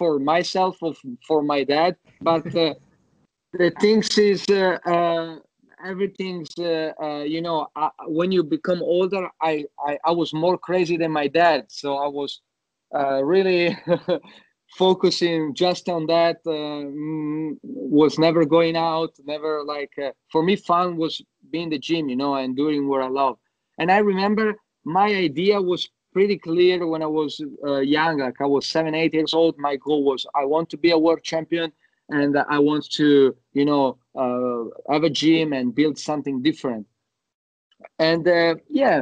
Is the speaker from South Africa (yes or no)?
no; Italy; moved away as an adult; also born or lived in Yugoslavia; now in Sydney, Australia; I grew up in Italy. I moved in Italy when I was 1 year old